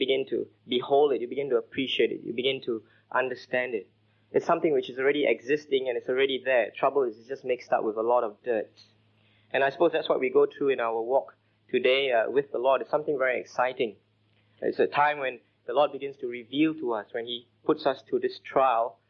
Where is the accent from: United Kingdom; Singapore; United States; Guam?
Singapore; I grew up in Singapore